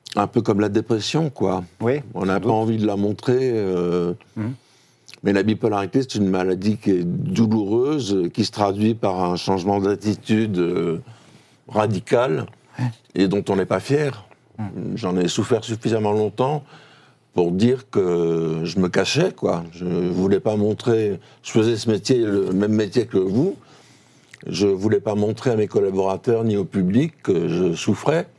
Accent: Toulouse, Occitania, France; moved away; also born or lived in Paris; Je suis un provincial, moi, je suis toulousain

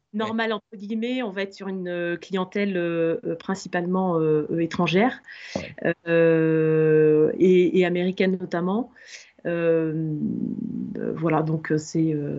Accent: Limoges, Nouvelle-Aquitaine, France; moved away; je suis originaire de Limoges

